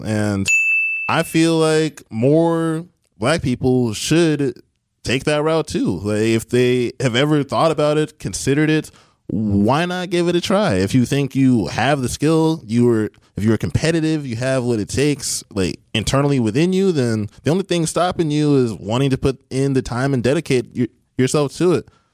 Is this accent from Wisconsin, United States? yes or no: yes; Beloit, Wisconsin, United States; I am from Beloit, Wisconsin. Went to Beloit Memorial High School.